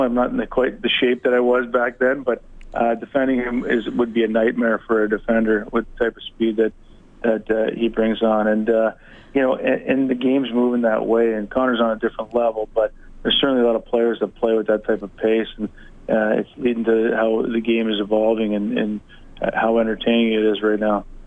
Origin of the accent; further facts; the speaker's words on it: Hamilton, Ontario, Canada; my hometown of Hamilton